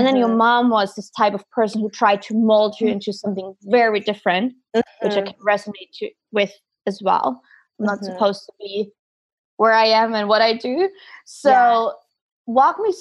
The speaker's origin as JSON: {"language": "English", "country": "Germany", "moved": "yes", "said": "I'm from Germany originally"}